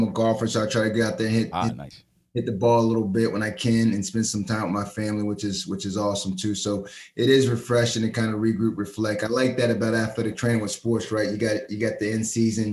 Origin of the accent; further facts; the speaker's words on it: Delaware, United States; moved away; I'm an East Coast cat from Delaware